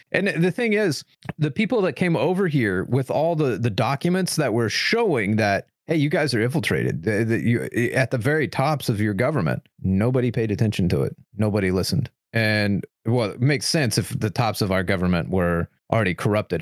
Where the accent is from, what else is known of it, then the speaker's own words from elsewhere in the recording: United States; as an American